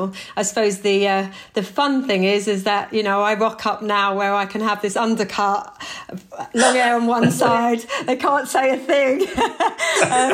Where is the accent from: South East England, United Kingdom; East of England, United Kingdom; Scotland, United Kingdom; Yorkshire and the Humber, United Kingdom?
South East England, United Kingdom; Tonbridge; I was brought up in Kent with a white mother, a white stepdad, white siblings.